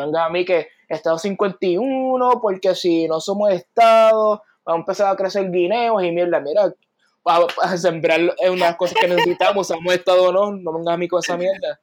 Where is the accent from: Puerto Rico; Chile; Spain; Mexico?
Puerto Rico; Caguas; moved away as an adult; now in Kalamazoo, United States; diasporizado desde el pueblo de Caguas, Puerto Rico, actualmente viviendo en Kalamazoo, Michigan.